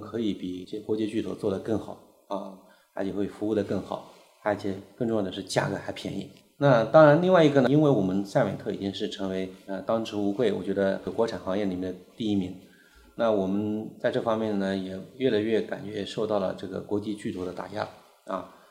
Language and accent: Chinese; China; 我们中国人